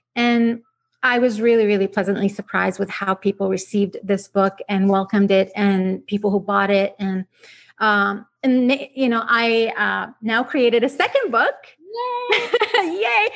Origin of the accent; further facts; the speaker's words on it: Iraq; English is a second language; moved away as an adult; also born or lived in Vancouver, Canada; now in Canada; I grew up in Iraq, so I spent uh, the majority of my time um, as a child over there